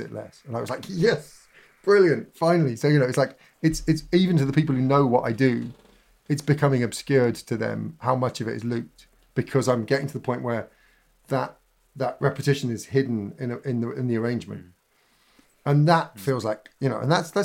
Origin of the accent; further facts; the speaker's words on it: Berwick-upon-Tweed, North East England, United Kingdom; I grew up in Berwick-on-Tweed. My teen years were in Berwick-on-Tweed